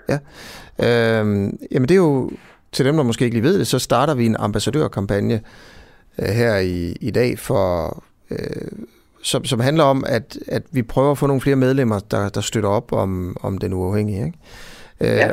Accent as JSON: {"language": "Danish", "area": "Hovedgård", "region": "Central Denmark Region", "country": "Denmark", "said": "jeg er jo selv fra Hovedgård"}